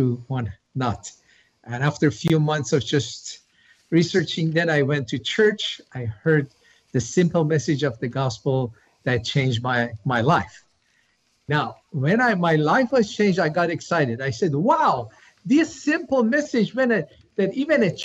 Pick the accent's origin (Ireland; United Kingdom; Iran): Iran; moved away as an adult; now in United States; I was born in Iran as a Muslim, came to U.S. to get a PhD in AI